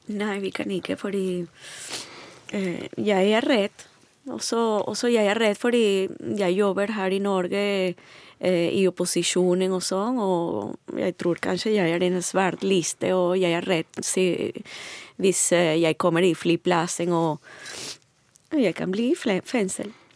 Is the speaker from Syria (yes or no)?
no; Venezuela; Norwegian is a second language; moved away as an adult; also born or lived in Caracas; now in Norway; Jeg kommer fra Venezuela.